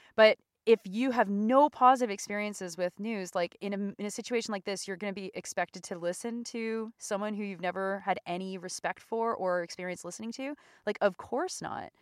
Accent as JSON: {"language": "English", "country": "Canada", "said": "as a Canadian"}